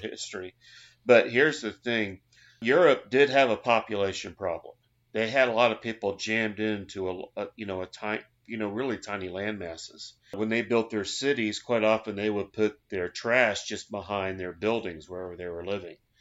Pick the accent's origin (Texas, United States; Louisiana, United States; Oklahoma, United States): Oklahoma, United States; I'm from Oklahoma